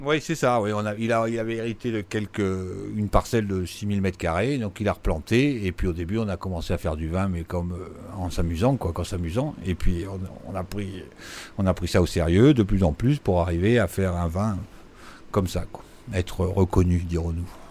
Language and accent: French; Nice, Provence-Alpes-Côte d'Azur, France; Je suis niçois